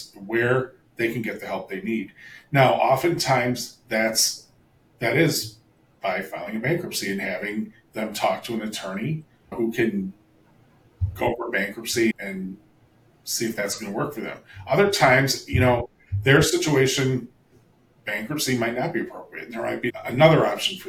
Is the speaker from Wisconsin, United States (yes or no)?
yes; Milwaukee, Wisconsin, United States; moved away as an adult; also born or lived in Hollywood, Los Angeles; I grew up here in Milwaukee. I'm a Wisconsin native